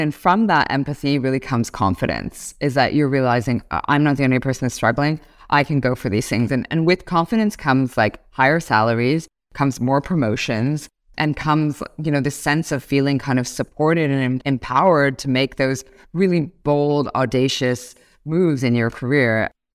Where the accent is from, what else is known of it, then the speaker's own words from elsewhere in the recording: Toronto, Ontario, Canada; moved away as an adult; now in Singapore; I'm born and raised in Toronto, Canada.